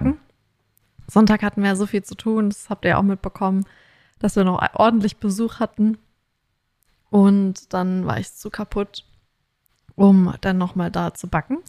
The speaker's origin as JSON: {"language": "German", "country": "Germany", "moved": "yes", "lives_now": "Australia", "said": "bei uns in Deutschland"}